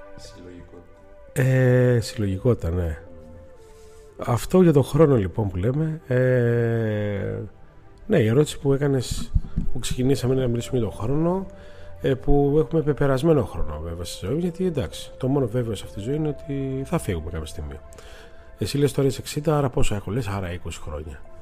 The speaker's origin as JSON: {"language": "Greek", "country": "Greece", "said": "είμαστε Έλληνε."}